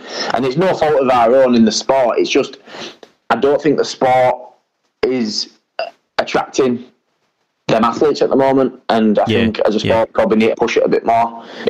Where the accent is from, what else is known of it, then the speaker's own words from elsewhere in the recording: England, United Kingdom; Now, obviously, I'm also British and I'm English, and if that opportunity ever came about, I'd have to seriously consider that as well.